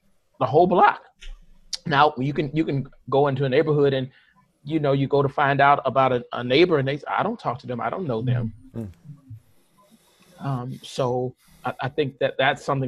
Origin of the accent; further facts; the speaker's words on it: St. Louis, Missouri, United States; I grew up in North St. Louis. The hood, the Ville